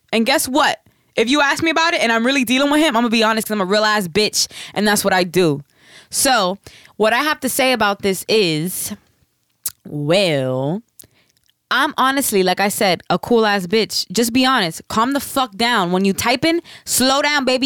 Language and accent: English; the South, United States; I'm from the South. I say bitches as in women